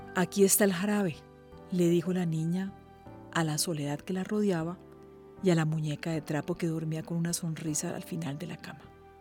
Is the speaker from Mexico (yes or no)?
no; Colombia; soy periodista colombiana